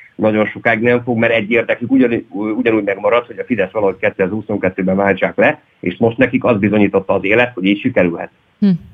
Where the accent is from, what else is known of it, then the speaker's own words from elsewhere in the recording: Hódmezővásárhely, Csongrád-Csanád, Hungary; én hódmezővásárhelyi vagyok